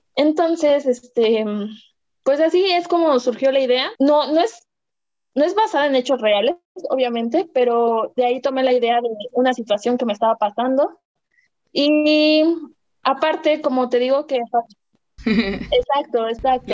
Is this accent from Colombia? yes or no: no; Mexico; soy mexicana